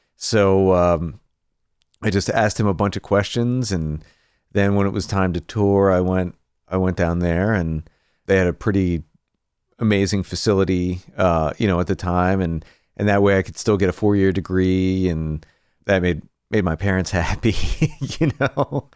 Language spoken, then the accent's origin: English; Greensburg, Pennsylvania, United States; moved away as an adult; now in Nashville, United States; I started off, uh, just outside of Pittsburgh in a town called Greensburg, P